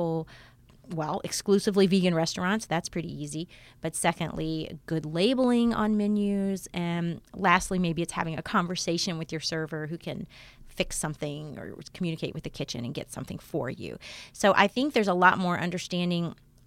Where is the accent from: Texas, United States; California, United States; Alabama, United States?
Alabama, United States; moved away; I also am from a different part of the country. I'm from Alabama